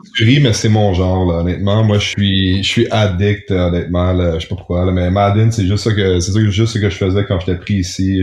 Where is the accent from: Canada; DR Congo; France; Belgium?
Canada; Montreal, Quebec; Moi, je suis, je suis Montréalais